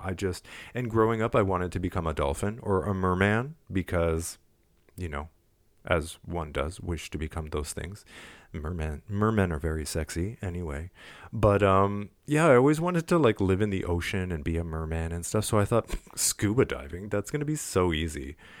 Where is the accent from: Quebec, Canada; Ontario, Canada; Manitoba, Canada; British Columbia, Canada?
Quebec, Canada; Montreal; I'm from Montreal